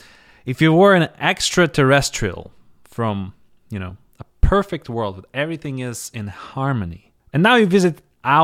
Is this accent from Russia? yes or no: yes; Russia; now in United States; I come from Russia